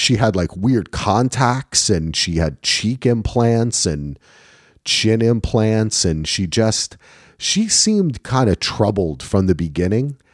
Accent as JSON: {"language": "English", "region": "New Jersey", "country": "United States", "said": "I'm from New Jersey"}